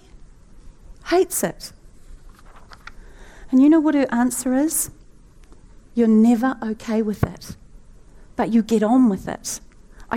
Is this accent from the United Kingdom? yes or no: no; New Zealand; the Kiwi with the hurt knee.